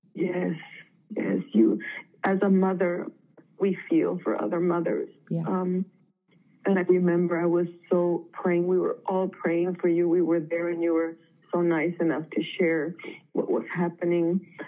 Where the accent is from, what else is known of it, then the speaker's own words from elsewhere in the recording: Mexico; now in San Diego, United States; I was born in Mexico, but I'm a U.S. citizen. I lived here for a long time